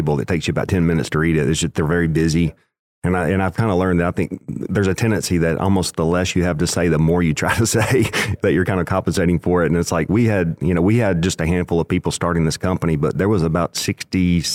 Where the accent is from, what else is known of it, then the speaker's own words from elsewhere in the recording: West Tennessee, United States; I grew up in West Tennessee